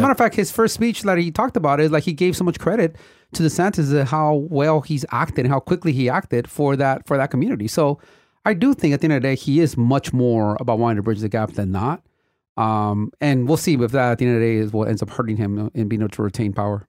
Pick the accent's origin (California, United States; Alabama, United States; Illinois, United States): California, United States; Compton; I grew up in Compton in an era where the city was going through a major transition